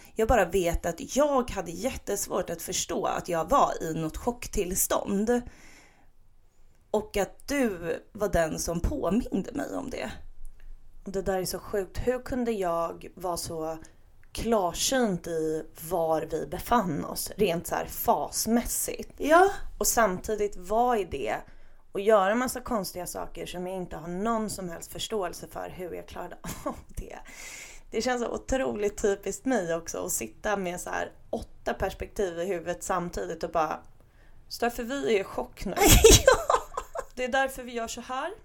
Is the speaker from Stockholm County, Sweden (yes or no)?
yes; Stockholm, Stockholm County, Sweden; vi stockholmare